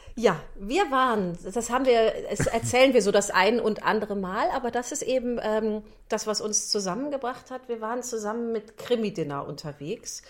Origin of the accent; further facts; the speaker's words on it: Rheinbach, North Rhine-Westphalia, Germany; ich komme ja aus Rheinbach